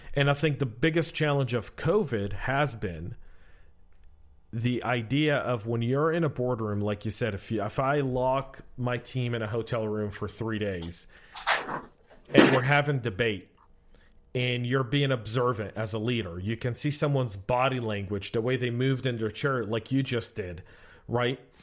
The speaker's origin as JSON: {"language": "English", "region": "Georgia", "country": "United States", "said": "we're both from Georgia"}